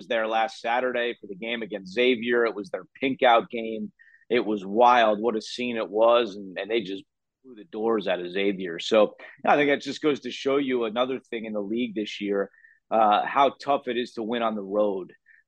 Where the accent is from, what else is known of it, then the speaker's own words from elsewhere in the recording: New Jersey, United States; I grew up in New Jersey. I watched the Big East as a kid